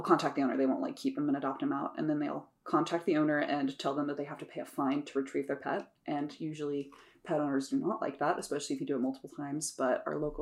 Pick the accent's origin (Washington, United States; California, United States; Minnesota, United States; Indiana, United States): Indiana, United States; Sheridan; I grew up in Sheridan. So I grew up in the country too.